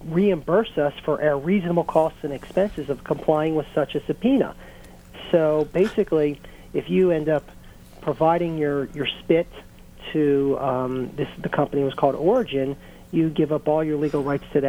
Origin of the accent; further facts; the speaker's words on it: Baltimore, Maryland, United States; now in Washington, D.C., United States; I'm from Baltimore originally. I live in the Washington, D.C. area.